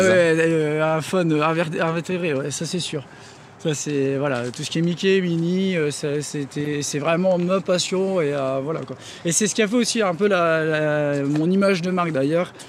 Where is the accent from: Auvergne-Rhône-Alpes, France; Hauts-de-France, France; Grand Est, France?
Hauts-de-France, France; Denain; je viens de Denain